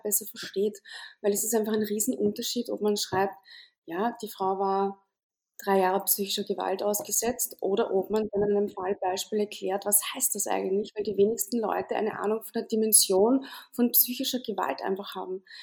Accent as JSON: {"language": "German", "country": "Austria", "said": "bei uns in Österreich"}